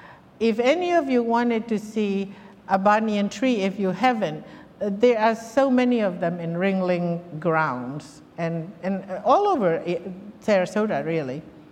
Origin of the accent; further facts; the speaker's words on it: Myanmar; I'm a Mizo. While I come from Myanmar, Mizo people primarily live in a state called Mizoram in northeast India.